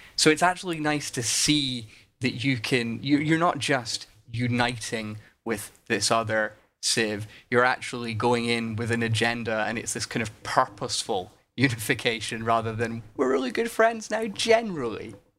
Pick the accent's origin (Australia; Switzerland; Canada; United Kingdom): United Kingdom; Scotland; as a Scot